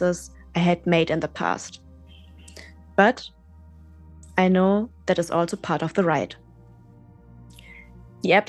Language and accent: English; Germany; moved away as an adult; also born or lived in Berlin; my hometown in West Germany